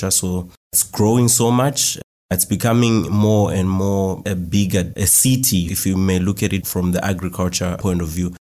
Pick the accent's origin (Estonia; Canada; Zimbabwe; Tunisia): Zimbabwe; Marondera, Mashonaland East; I'm from Marondera in Zimbabwe. So Marondera is a town that was built in between the capital city of Zimbabwe called Harare, and also another town called Mutare.